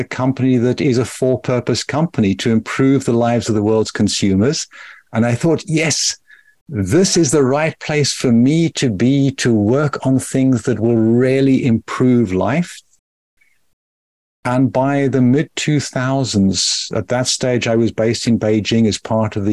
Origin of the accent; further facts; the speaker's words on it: South Africa; also born or lived in Rusape, Zimbabwe; I grew up in apartheid South Africa